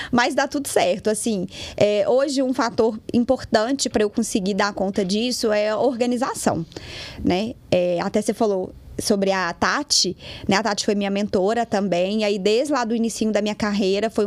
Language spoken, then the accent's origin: Portuguese; Lagoa Santa, Minas Gerais, Brazil; also born or lived in Belo Horizonte; mas eu nasci em BH. E aí eu me mudei pra Lagoa Santa com os meus pais, eu tinha sete anos. Mas me considero Lagoa Santense.